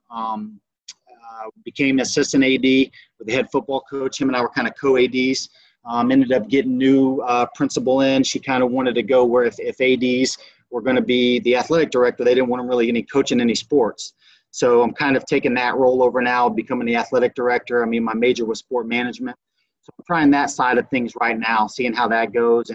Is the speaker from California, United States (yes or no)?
no; Belle Glade, Florida, United States; also born or lived in Eureka, Illinois; went back home. I'm originally from Belgrade, Florida. Played my high school at Glazedale